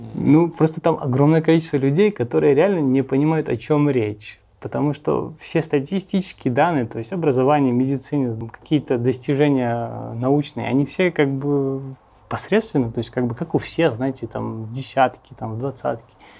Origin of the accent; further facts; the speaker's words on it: Russia; moved away as an adult; also born or lived in United States / Los Angeles; я как бы армянин, жил всю жизнь в России